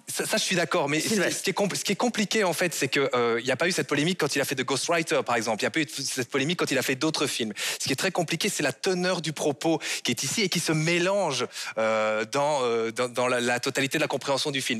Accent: Belgium; en tant que Belge, en tant que Belge francophone

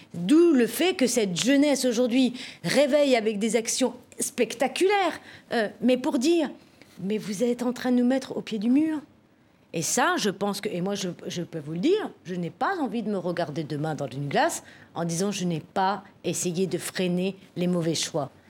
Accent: France; chez nous en France

